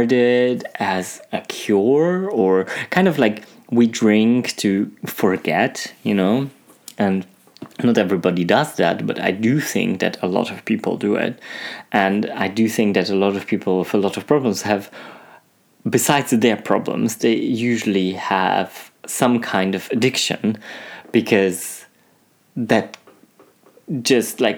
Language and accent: English; Germany; moved away as an adult; also born or lived in Poland; now in France; I'm Polish, you know, but for them, I wasn't Polish because I was raised in Germany